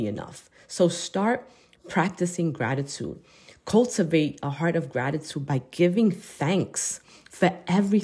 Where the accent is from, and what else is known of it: United States